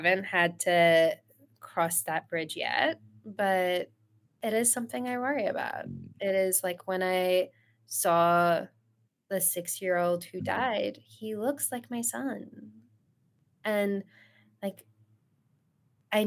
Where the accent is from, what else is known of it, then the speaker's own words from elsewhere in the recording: Australia; moved away as an adult; also born or lived in Iran / Sydney, Australia; now in United States; I was in Sydney, Australia. I grew up in Australia. I was born in Iran, grew up in Australia, and moved to the U.S. Later in life